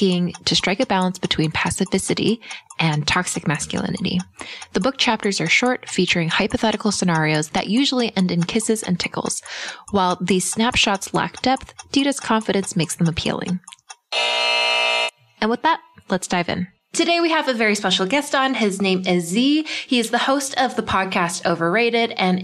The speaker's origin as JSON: {"language": "English", "country": "Canada", "tie": "born or raised there", "moved": "yes", "said": "Growing up in Canada, where hockey is practically a religion"}